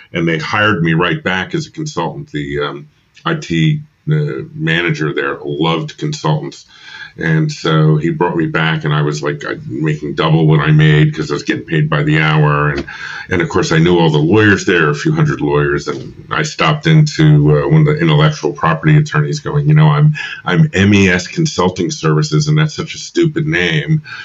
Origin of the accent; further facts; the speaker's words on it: New York, United States; moved away as an adult; also born or lived in Philadelphia; I'm from New York originally.